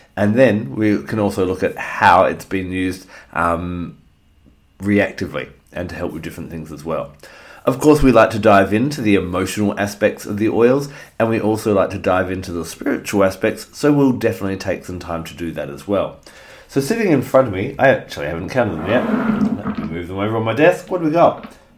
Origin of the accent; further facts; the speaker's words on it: Australia; here in Australia, my home country